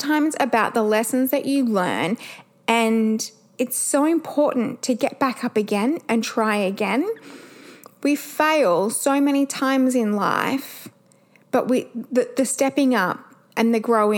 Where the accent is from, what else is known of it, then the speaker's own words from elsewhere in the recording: Perth, Western Australia, Australia; we're from Perth